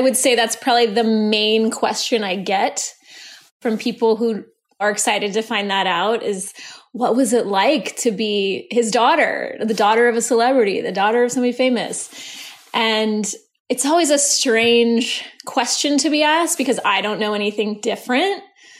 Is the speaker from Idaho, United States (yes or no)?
yes; Sun Valley, Idaho, United States; the predominantly white, middle-class, small community I grew up in Sun Valley, Idaho.